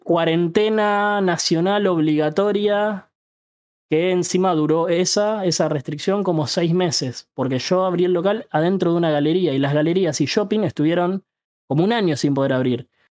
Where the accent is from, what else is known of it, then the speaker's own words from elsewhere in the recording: Ituzaingó, Buenos Aires Province, Argentina; Yo tengo 30 y soy de Ituzaingó, el conurbano